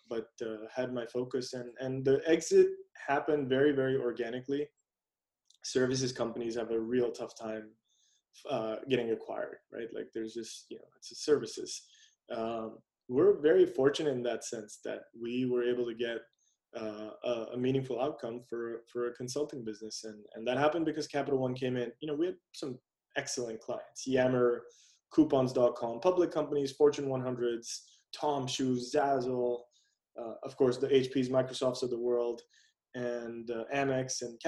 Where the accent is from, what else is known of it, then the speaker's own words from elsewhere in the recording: India; being Indian, you know, having spent time there as a kid, also know that it's engraved in our culture